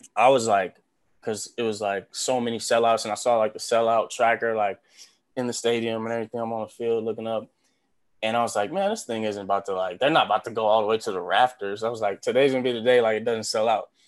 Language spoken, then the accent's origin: English; Los Angeles, California, United States; moved away as an adult; now in Nebraska, United States; growing up in Los Angeles like my whole life